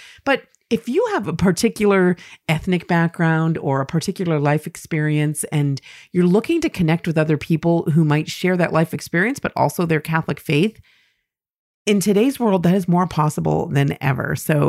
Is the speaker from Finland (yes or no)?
yes; Finland; now in United States; I am originally from Finland, but we currently live in Colorado, where my husband is from. I grew up in a non-practicing Lutheran family